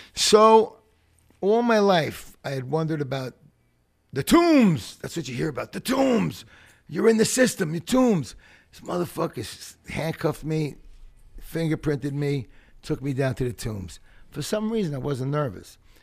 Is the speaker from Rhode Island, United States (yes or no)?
no; New York City, New York, United States; I grew up in playgrounds in the Bronx